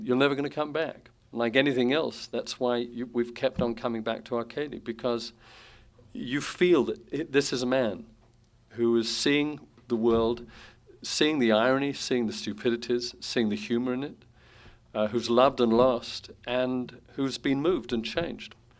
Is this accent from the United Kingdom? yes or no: yes; London, United Kingdom; moved away as an adult; now in United States; the London of my youth